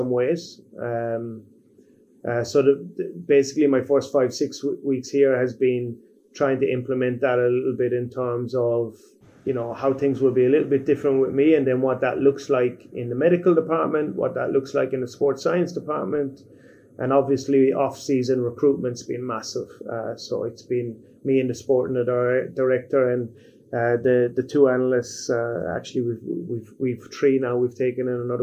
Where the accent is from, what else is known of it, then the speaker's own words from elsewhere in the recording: Ireland; moved away as an adult; also born or lived in Cambodia; now in Hyderabad, India; as an Irishman